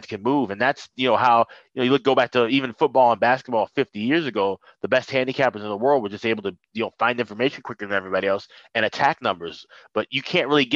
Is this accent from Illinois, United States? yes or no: yes; Chicago, Illinois, United States; moved away as an adult; also born or lived in St. Paul, Minnesota; I'm born and raised in Chicago